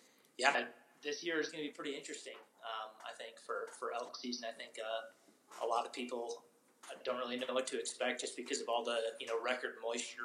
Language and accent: English; Wisconsin, United States; now in Colorado, United States; I come from Wisconsin